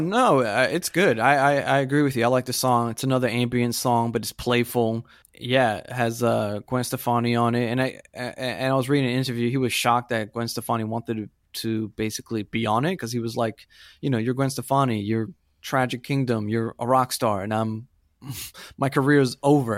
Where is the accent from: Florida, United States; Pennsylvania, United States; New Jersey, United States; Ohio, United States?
Florida, United States; also born or lived in Puerto Rico; I am from Florida, where all those bands come from